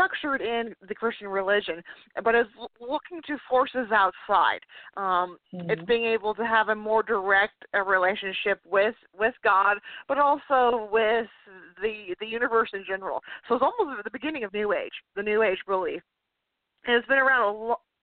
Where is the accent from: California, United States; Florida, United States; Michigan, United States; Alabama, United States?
California, United States; moved away as an adult; now in Virginia, United States; I was born and raised in California